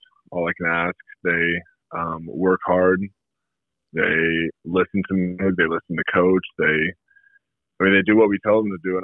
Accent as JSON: {"language": "English", "town": "Salem", "region": "Oregon", "country": "United States", "tie": "born or raised there", "said": "Yeah, I grew up in Salem."}